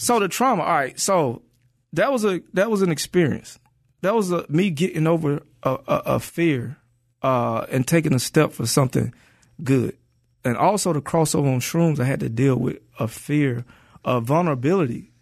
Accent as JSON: {"language": "English", "town": "Atlanta", "region": "Georgia", "country": "United States", "also_born_or_lived": "Inglewood, Los Angeles / New York", "moved": "as an adult", "lives_now": "Los Angeles, United States", "said": "I'm from Atlanta."}